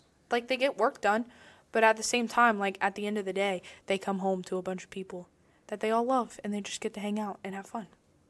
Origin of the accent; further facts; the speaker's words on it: Circleville, Ohio, United States; my hometown, Circleville